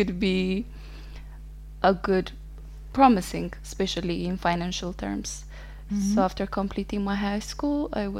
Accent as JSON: {"language": "English", "country": "Ethiopia", "tie": "born or raised there", "moved": "as an adult", "lives_now": "Italy", "said": "I was born and raised in Ethiopia."}